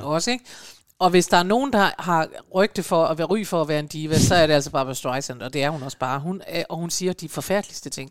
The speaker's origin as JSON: {"language": "Danish", "country": "Denmark", "said": "I Danmark"}